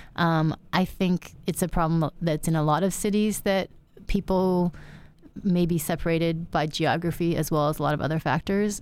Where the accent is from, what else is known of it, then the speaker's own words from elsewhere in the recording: United States; so I'm Chinese American. I was born in the U S. My parents were born in China